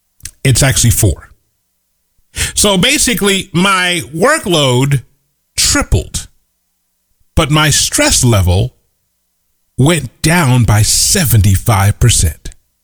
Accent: Midwest, United States; moved away as an adult; also born or lived in Kansas City; I grew up in the Midwest where it was cold.

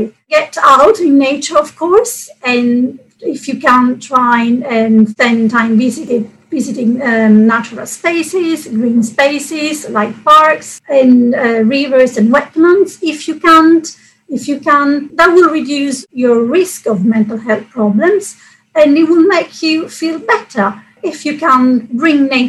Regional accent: Catania, Sicily, Italy; moved away; I come from Sicily, and yes, there it's usually very warm and sunny. And where I come from Catania, which is on the east coast.

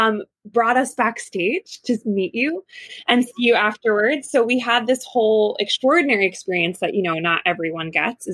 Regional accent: New Jersey, United States; When I was about 5 years old, I come from New Jersey

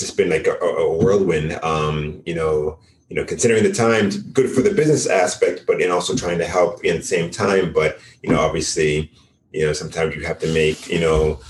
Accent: Boston, Massachusetts, United States; born and raised in Boston, Massachusetts.

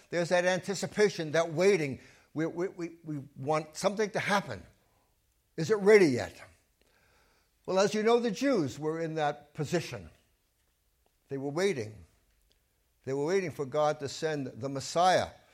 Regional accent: New York City, New York, United States; I grew up in Brooklyn, and I was a Dodger fan

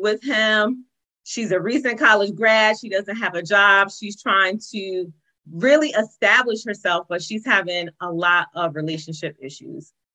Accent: East Orange, New Jersey, United States; I was born in East Orange

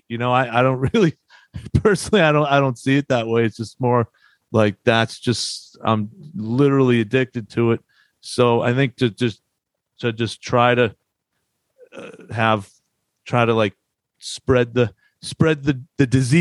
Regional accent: Boston area, Massachusetts, United States; moved away as an adult; also born or lived in Hartford, Connecticut / New York

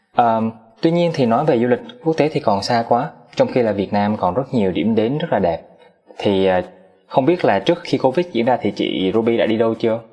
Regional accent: Da Nang, Vietnam; now in Ho Chi Minh City, Vietnam; em là dân Đà Nẵng, em nhớ biển

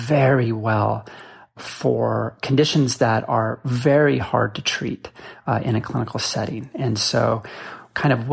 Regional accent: Boulder, Colorado, United States; moved away; also born or lived in Seattle; I grew up in Boulder, Colorado

